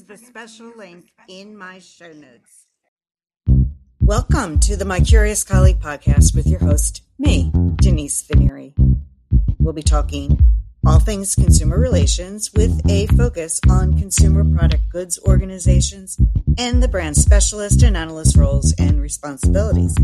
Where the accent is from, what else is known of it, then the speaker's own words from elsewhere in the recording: Philadelphia, Pennsylvania, United States; my hometown of Philadelphia, Pennsylvania